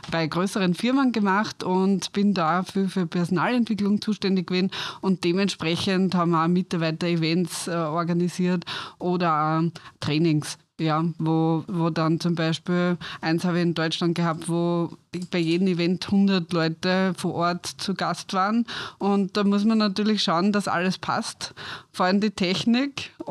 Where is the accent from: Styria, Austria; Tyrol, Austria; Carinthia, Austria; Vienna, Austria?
Styria, Austria; Ja, also ich bin aufgewachsen in der Steiermark und habe dann nach der Matura ein Tourismus-College gemacht